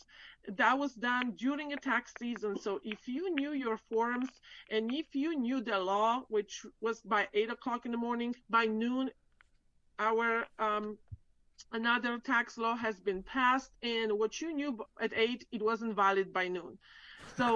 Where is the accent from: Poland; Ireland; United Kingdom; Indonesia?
Poland; moved away as an adult; now in Central Florida, United States; I'm actually from Poland. I grew up in Europe.